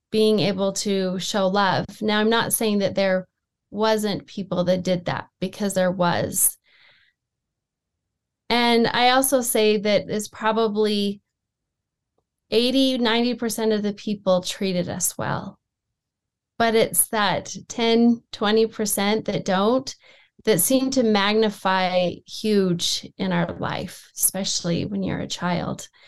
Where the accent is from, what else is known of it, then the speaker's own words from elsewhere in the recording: Sandy, Utah, United States; We grew up in the Salt Lake Valley. Um, I mm-hmm. actually grew up on the East Bench in Sandy, Utah.